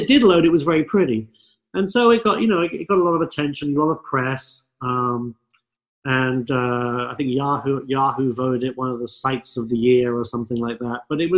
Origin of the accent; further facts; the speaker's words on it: London, United Kingdom; now in California, United States; And, you know, once growing up in London, London's a fabulous town, but I think once you see the sunny skies of California